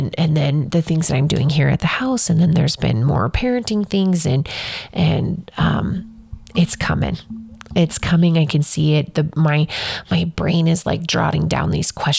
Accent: Wyoming, United States; I'm from Wyoming

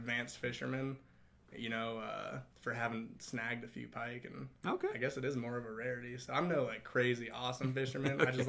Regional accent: Westminster, Colorado, United States; born and raised in the Denver area. Okay. Grew up in Westminster.

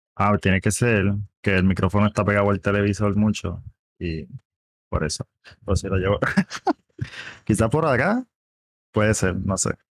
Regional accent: Caguas, Puerto Rico; de Caguas, Puerto Rico

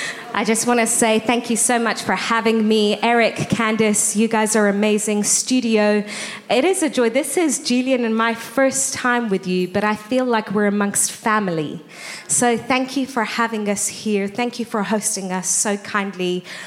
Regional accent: England, United Kingdom; moved away as an adult; also born or lived in Iran / South Africa; now in Boston, United States; I was born in Iran. I'm ethnically Armenian. I moved to England when I was 5, grew up in the UK. When Julian and I got married, we moved to South Africa for almost 5 years, and now we're living in Boston. So hopefully that clarifies for you my accent

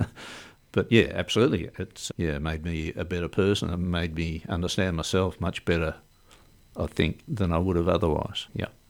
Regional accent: Melbourne, Victoria, Australia; moved away as an adult; now in Port Lincoln, Australia; I grew up in Melbourne. I was born in Melbourne and spent twenty-five years in Melbourne

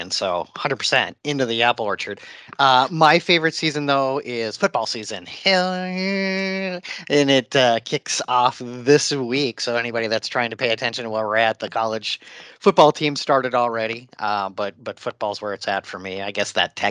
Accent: Minnesota, United States; I was born and raised in Minnesota

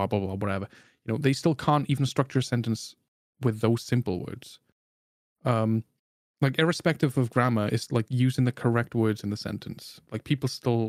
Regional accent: Wales, United Kingdom; I'm natively Welsh.

